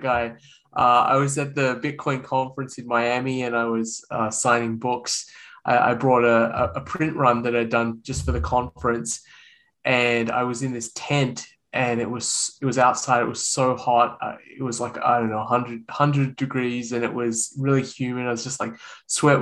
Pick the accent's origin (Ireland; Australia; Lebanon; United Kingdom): Australia; accent: Australian; moved away as an adult; now in United States; You can probably tell from my accent that I'm Australian. And I was born and raised in Australia